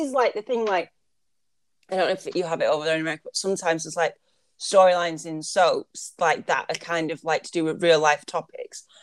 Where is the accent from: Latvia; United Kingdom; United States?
United Kingdom; I'm British